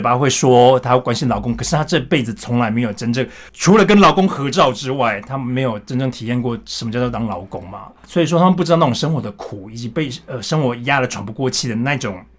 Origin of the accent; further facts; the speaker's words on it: Yongjing, Changhua County, Taiwan; moved away as an adult; also born or lived in Taipei; now in Germany; 我自己是家里的第九个小孩，我以这个第九个身体来看，从我我来自一个小地方叫彰化县永靖乡